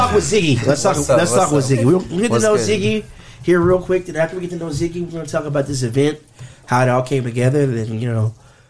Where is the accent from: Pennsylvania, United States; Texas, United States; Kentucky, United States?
Texas, United States; Dallas; moved away; I'm a South Dallas kid. I was born in South Dallas